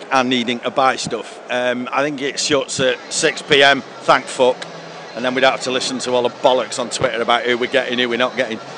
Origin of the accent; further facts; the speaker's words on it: Moston, North West England, United Kingdom; I'm from Moston, I can